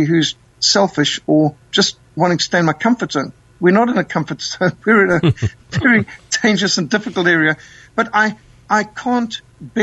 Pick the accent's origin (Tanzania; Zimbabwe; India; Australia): Zimbabwe; also born or lived in Namibia; now in South Africa; my country that I was brought up in, Rhodesia